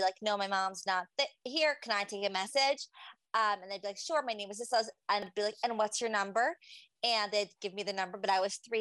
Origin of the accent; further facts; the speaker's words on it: New York City, New York, United States; I grew up in Farakway and I also left early high school